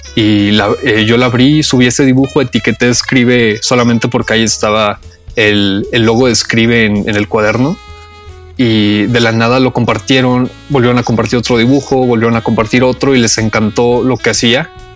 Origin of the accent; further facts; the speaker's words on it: Saltillo, Coahuila, Mexico; Yo soy de Saltillo